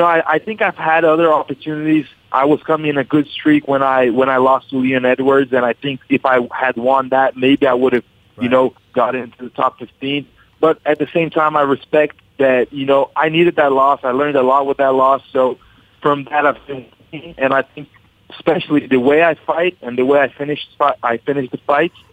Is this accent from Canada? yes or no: no; Brazil; also born or lived in Westwood, New Jersey, United States; I lived there till I was 6 years old. Then I moved back to Brazil